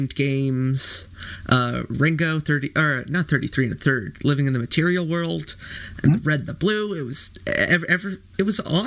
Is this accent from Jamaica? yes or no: no; Canada; as a Canadian